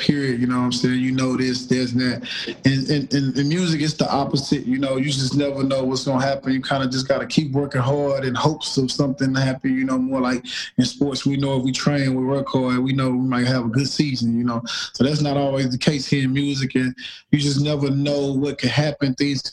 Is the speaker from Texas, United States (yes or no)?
yes; Houston, Texas, United States; I'm from Houston